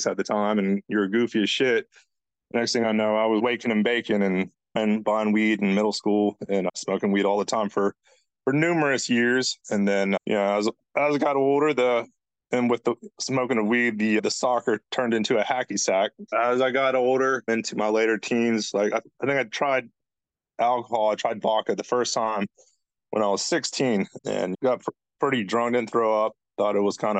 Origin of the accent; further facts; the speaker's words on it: Charleston, South Carolina, United States; I'm from Charleston, South Carolina. Grew up pretty normalish family